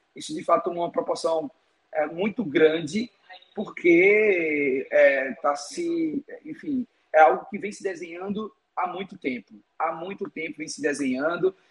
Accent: Pernambuco, Brazil; moved away as an adult; now in Lisbon, Portugal; eu sou pernambucano

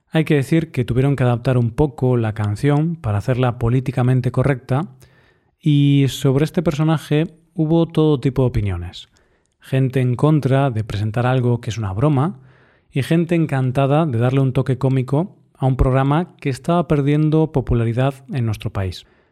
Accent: northern Spain, Spain; como español

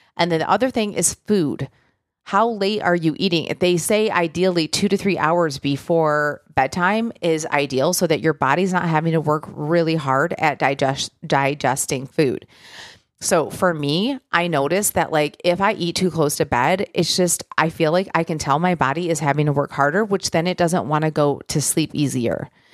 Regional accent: Michigan, United States; now in Nashville, United States; I'm from Michigan, you know, originally I live in Nashville now

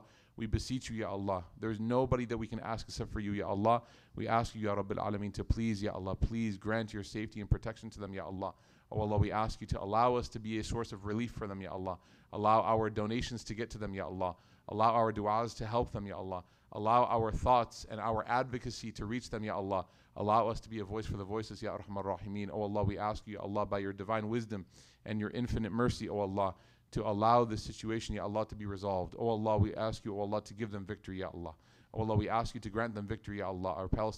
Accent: Karachi, Sindh, Pakistan; moved away as an adult; also born or lived in Lahore; now in United States; Because as a child growing up in Karachi and going to college in, you know, Lahore and then doing this and then moving to America

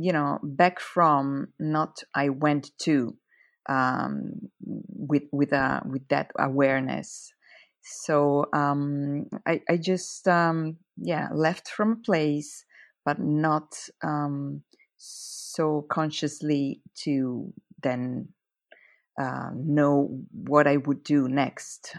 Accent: near Lugano, Ticino, Switzerland; first language Italian; English is a second language; also born or lived in Zurich, Switzerland; where I live, it's the only Italian speaking canton. So that's why my mm-hmm. mother tongue is Italian.

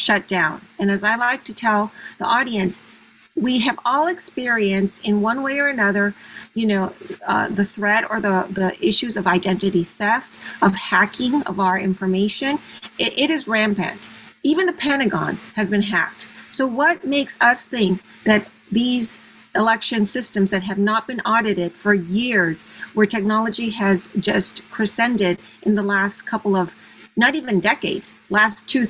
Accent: Venezuela; also born or lived in Panama / Mexico; now in United States; I was born in Panama and I grew up in Venezuela and I was educated in Mexico

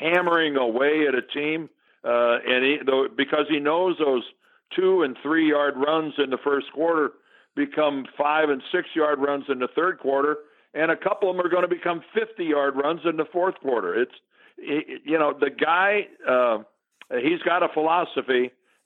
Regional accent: Canton, Ohio, United States; I grew up in Canton, Ohio

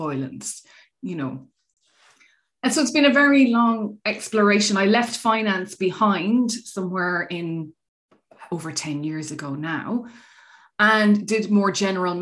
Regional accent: Ireland; moved away as an adult; also born or lived in Australia; So I'm Irish, and that's where I grew up in Ireland and did my schooling through Irish.

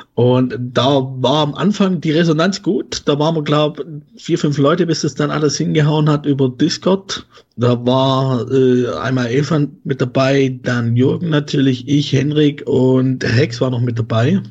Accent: Swabia, Baden-Württemberg, Germany; accent: Swabian; now in Leipzig, Germany; dort wohne ich und ich komme aus dem Schwabenland.

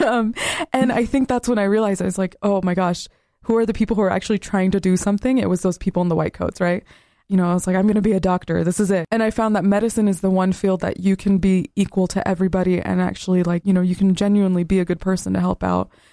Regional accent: West Bank, Palestine; now in United States; I come from the West Bank, which is on the western side of Palestine

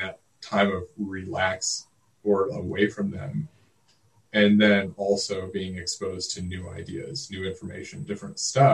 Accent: Oklahoma City, Oklahoma, United States; I'm from Oklahoma City

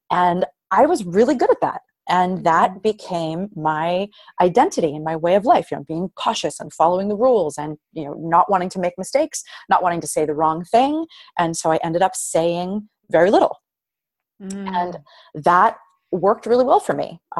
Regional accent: Queens, New York, United States; You know, I'm, I'm from Queens.

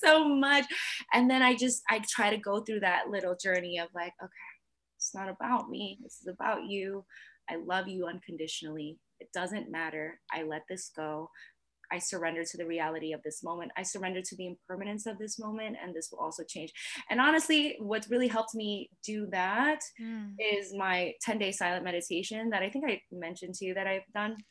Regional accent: New York, United States; I'm also still from New York

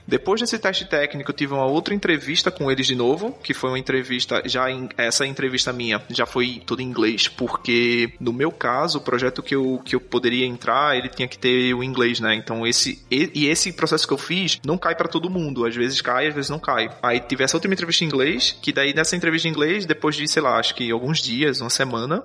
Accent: Recife, Pernambuco, Brazil; moved away as an adult; now in Lisbon, Portugal; eu sou de Recife, Pernambuco. Hoje eu tô morando aqui em Portugal, Lisboa

